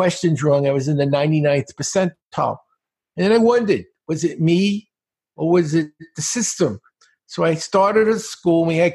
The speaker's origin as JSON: {"language": "English", "town": "New York City", "region": "New York", "country": "United States", "tie": "born or raised there", "said": "I grew up in Brooklyn, in a very bad part of Brooklyn"}